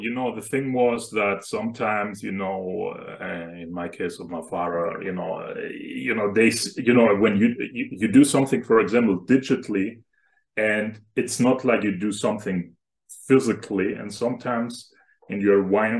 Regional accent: Germany; I'm currently originally from Germany. And right now I'm working as a cloud engineer.

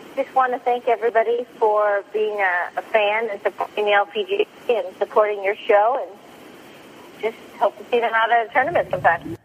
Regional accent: Sacramento, California, United States; my hometown, Sacramento

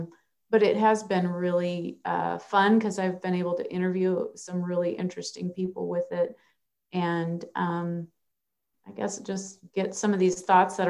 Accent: Minnesota, United States; now in Nebraska, United States; I grew up in Minnesota

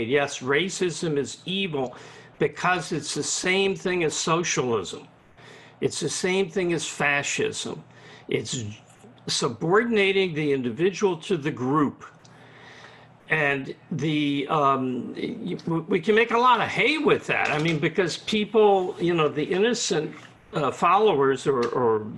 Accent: the South, United States; when I grew up in the South

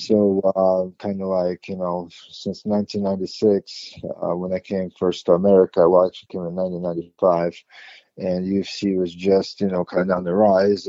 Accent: Moscow, Russia; also born or lived in Ukraine / New York, United States / New Jersey, United States; now in United States; as a young kid, like I grew up in Moscow

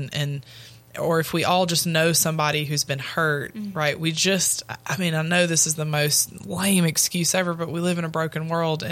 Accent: Louisiana, United States; I am from Louisiana

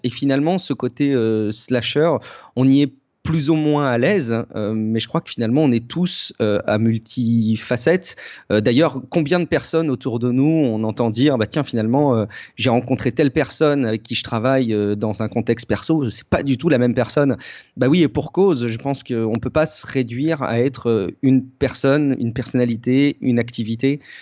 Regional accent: Charente, around Angoulême, Nouvelle-Aquitaine, France; j'ai, j'ai grandi, euh, en Charente, dans un petit, un petit coin un peu paumé autour d'Angoulême

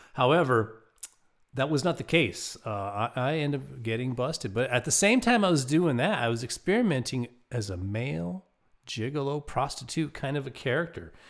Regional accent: Lakewood, Colorado, United States; my hometown of Lakewood, Colorado

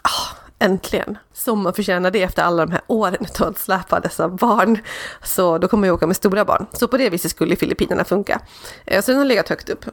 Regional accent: Borlänge, Dalarna County, Sweden; jag är uppvuxen i Borlänge

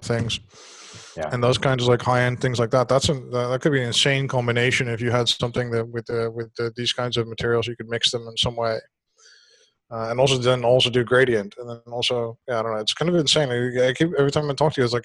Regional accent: Netherlands; I'm from Holland

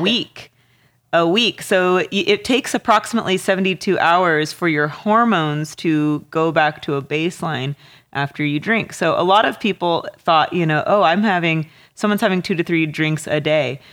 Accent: Walla Walla, Washington, United States; growing up in Walla Walla

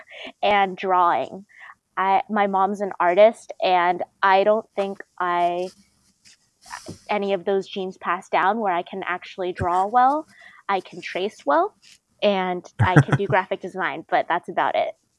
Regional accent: Bay Area, California, United States; I'm from the Bay Area, I take BART a lot

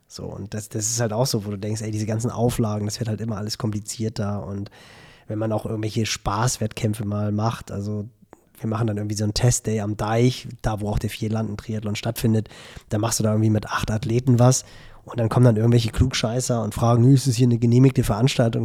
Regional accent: Elmshorn, Schleswig-Holstein, Germany; Bei uns in Emshorn

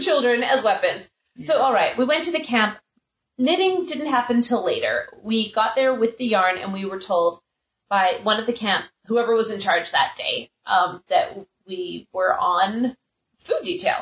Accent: Canada; I said I was from Canada

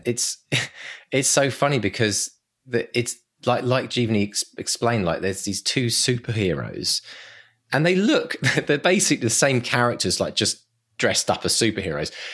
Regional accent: England, United Kingdom; accent: English; my English accent

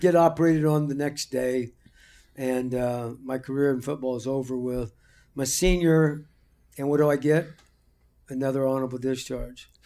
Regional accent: Marion, Illinois, United States; moved away; I grew up in Marion, Illinois

